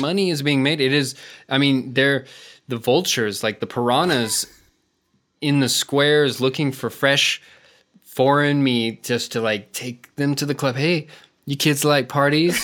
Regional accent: United States; moved away as an adult; now in Madrid, Spain; I'm from the States

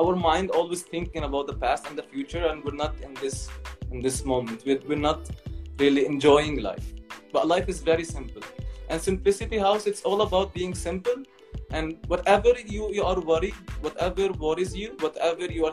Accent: Palestine; I was raised in Palestine that I'm a Palestinian

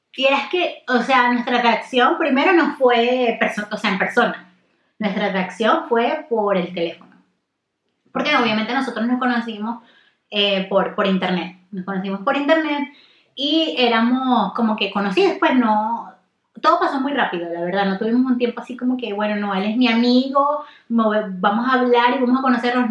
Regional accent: Maracaibo, Zulia, Venezuela; yo soy de Maracaibo

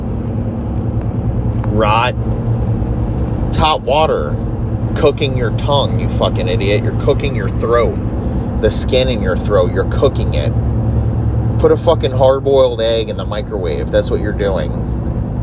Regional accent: Tampa, Florida, United States; I was from Tampa

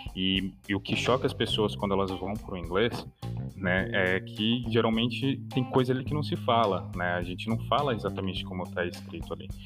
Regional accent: Brazil; first language Portuguese; eu sou brasileiro, se eu falo português brasileiro como língua nativa

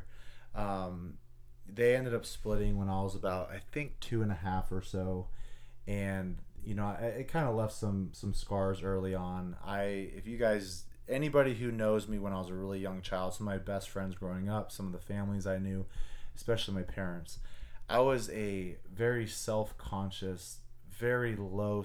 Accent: Anchorage, Alaska, United States; moved away as an adult; I was born and raised in Anchorage, Alaska. I grew up there my whole entire life

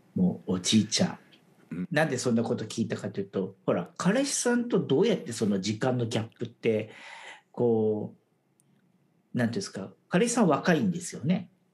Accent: Japan; moved away as an adult; now in Taiwan; 僕は台湾に来たらそれこそ日本人でオフィスで管理職

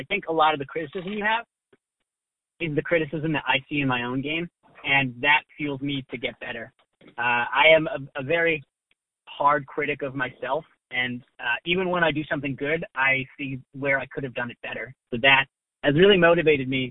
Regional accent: Boston, Massachusetts, United States; moved away; also born or lived in Philadelphia; I'm from the Boston area

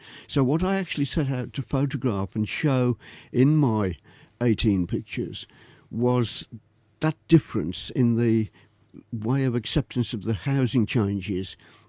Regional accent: Birmingham, West Midlands, United Kingdom; also born or lived in Leeds; Well, I was born in Leeds. Proud to be a true Yorkshireman, of course, but I was only there for 6 months. And father was a general practitioner. He had a practice in Quinton in Birmingham.

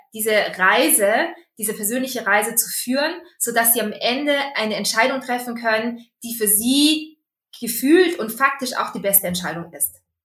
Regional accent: Austria; accent: Austrian; bin gebürtige Österreicherin, äh, bin da aufgewachsen und auch zur Schule gegangen, habe da studiert.

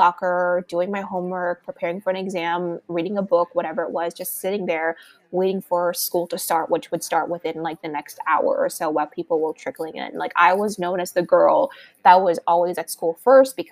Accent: Los Angeles, California, United States; moved away as an adult; also born or lived in Miami; now in New York, United States; I was born and raised in Los Angeles

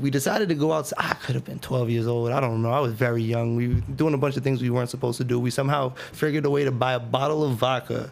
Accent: Worcester, Massachusetts, United States; Growing up in Worcester was fun

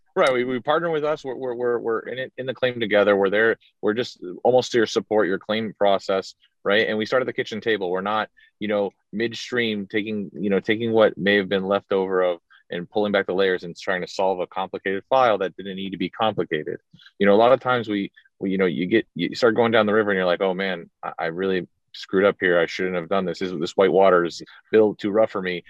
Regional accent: South Florida, United States; grew up in Florida, South Florida kind of kind of guy

